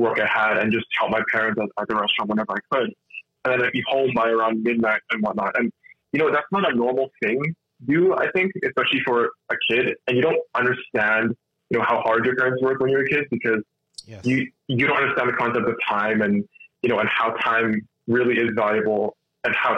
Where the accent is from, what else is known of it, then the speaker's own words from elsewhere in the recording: Winnipeg, Manitoba, Canada; I was born here. I grew up in Winnipeg my entire life.